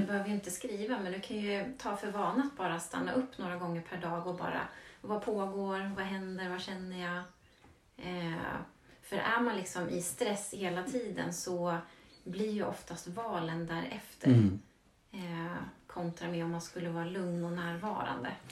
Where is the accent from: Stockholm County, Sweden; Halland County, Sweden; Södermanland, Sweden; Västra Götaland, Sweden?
Södermanland, Sweden; Vagnhärad; jag är ju uppvuxen i Vagnhärad och det är ju landet